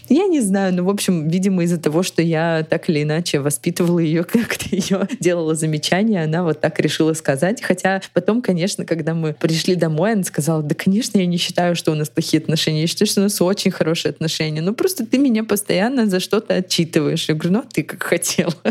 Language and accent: Russian; Ukraine; в моем родном городе в Украине